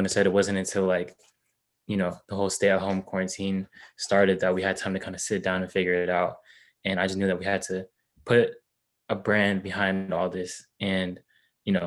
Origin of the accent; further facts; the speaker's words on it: Sacramento, California, United States; I'm born and raised in Sacramento. That's where I'm at right now